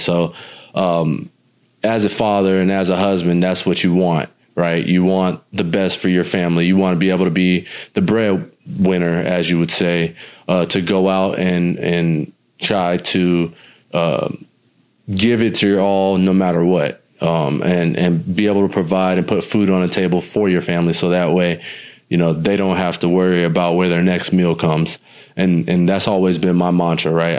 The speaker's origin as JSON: {"language": "English", "town": "New Smyrna Beach", "region": "Florida", "country": "United States", "tie": "born or raised there", "said": "my hometown is literally 45 minutes east of Orlando. Um, you take I I nine or I four uh, east, and you will hit New Smyrna um, and Daytona area, the Volusia County area"}